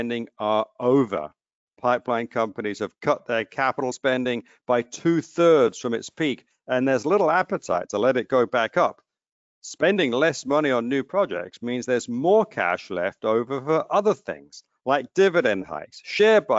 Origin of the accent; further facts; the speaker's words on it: New Jersey, United States; my home state of New Jersey